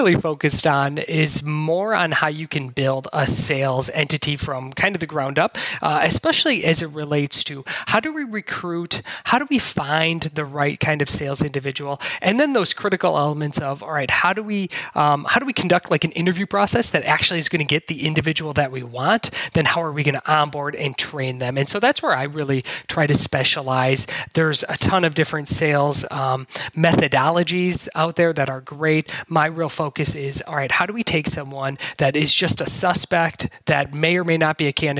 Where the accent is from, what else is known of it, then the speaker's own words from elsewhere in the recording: Wisconsin, United States; I grew up in Wisconsin into an entrepreneurial family